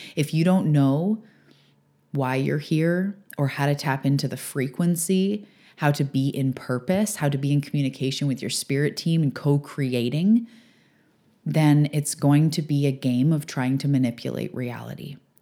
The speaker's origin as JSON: {"language": "English", "region": "British Columbia", "country": "Canada", "also_born_or_lived": "Vancouver area", "lives_now": "Vancouver Island, Canada", "said": "I'm a Canadian on the west coast of Canada on Vancouver Island"}